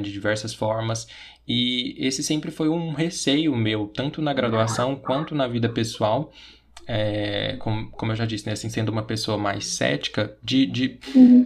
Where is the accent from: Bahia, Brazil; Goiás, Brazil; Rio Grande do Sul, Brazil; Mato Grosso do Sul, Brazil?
Goiás, Brazil; Eu sou daqui de Goiás